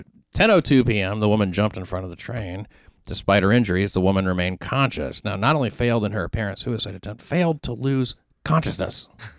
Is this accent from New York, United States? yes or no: yes; New York, United States; you know this as a New Yorker